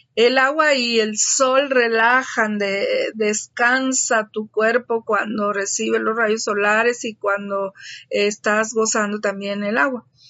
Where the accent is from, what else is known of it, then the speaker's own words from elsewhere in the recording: Tabasco, Mexico; un río de aquí de mi tierra